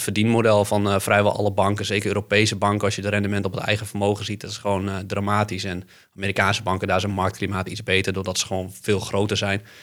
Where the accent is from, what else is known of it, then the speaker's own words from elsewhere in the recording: Netherlands; Want ik kom uit leemleveld